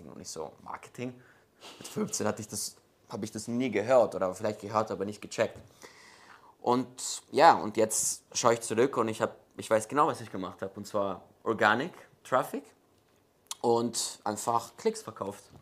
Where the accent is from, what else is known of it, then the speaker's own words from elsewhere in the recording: Munich, Bavaria, Germany; born there; Ähm, ja, also ich bin in München geboren.